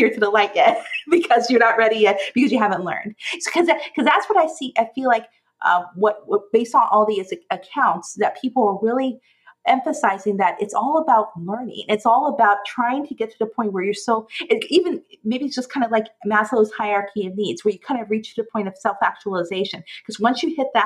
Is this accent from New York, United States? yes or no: no; Oklahoma, United States; this was a Southern Baptist thing that they talked about when I, growing up in Oklahoma